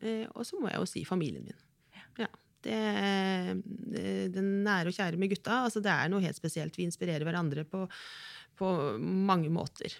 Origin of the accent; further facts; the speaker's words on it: Kragerø, Telemark, Norway; ungdomsgjengen fra Kragerø